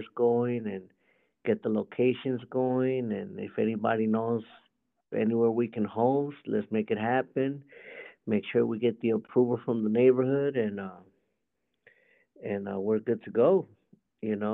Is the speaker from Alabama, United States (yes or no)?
no; Los Angeles, California, United States; moved away as an adult; also born or lived in Azusa, California; now in Arizona, United States; I'm from California